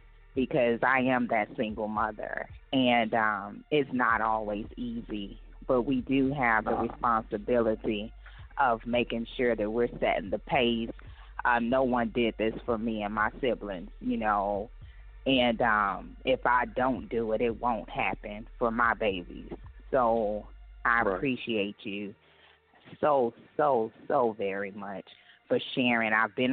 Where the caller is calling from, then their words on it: Houston, Texas, United States; I am calling from the Houston, Texas area.